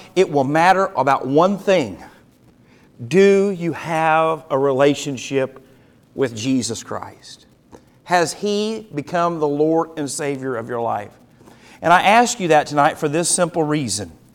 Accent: United States; As an American

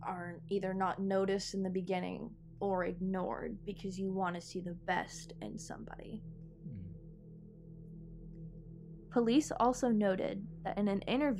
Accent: Texas, United States; here in my home state of Texas

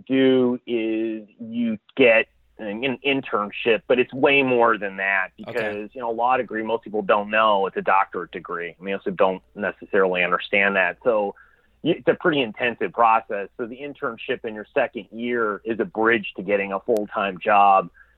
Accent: Chicago, Illinois, United States; I grew up in the Midwest in Chicago, Illinois

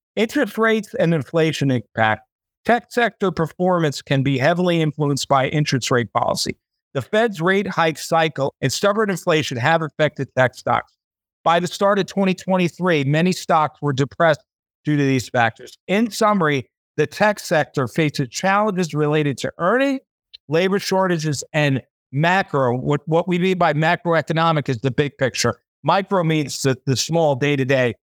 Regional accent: United States; now in Thailand; I'm American

